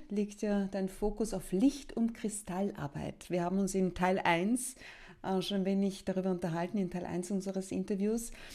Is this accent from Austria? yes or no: yes; Austria; bei uns in Österreich